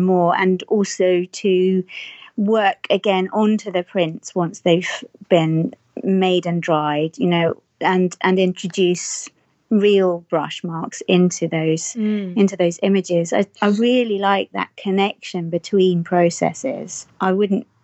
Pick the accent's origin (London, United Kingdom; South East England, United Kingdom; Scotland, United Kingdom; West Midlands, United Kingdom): West Midlands, United Kingdom; Herefordshire; moved away; I grew up in Herefordshire, which is on the border of Wales, for those of you who know Great Britain.